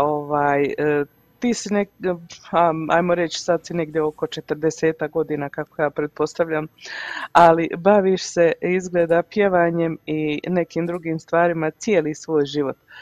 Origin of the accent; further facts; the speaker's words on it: Mostar, Federation of Bosnia and Herzegovina, Bosnia & Herzegovina; now in Canada; Premda sam ja u Kanadi 28 godina, ja puno pratim kako se, e, šta se, što se odvija u našem Mostaru.